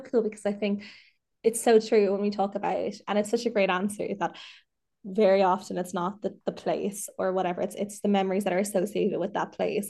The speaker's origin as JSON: {"language": "English", "town": "Dublin", "region": "Leinster", "country": "Ireland", "also_born_or_lived": "Mayo", "said": "I'm from Dublin, but I lived in Mayo for the last year and a half. I've just moved back"}